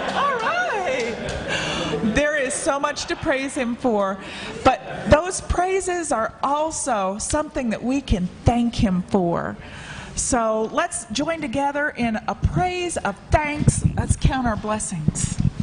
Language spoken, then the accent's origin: English; Florida, United States; moved away; I'm from Florida, a flatland